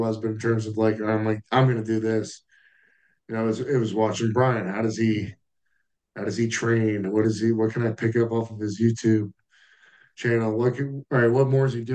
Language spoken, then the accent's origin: English; United States; as an American